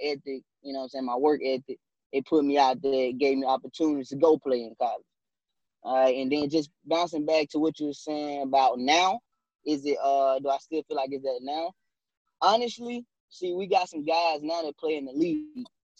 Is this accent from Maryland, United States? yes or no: no; North Mississippi, United States; being from North Mississippi